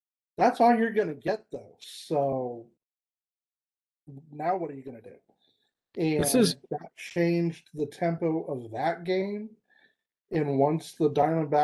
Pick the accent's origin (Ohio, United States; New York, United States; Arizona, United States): Arizona, United States; Phoenix; growing up in Phoenix